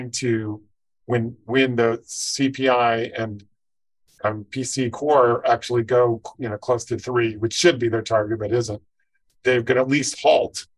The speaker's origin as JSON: {"language": "English", "area": "Silicon Valley", "region": "California", "country": "United States", "tie": "born or raised there", "said": "growing up in Silicon Valley"}